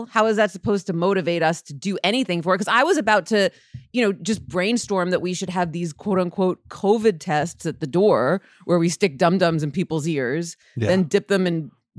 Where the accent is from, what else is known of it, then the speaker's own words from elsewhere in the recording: United States; Yes, I remember that. I'm American.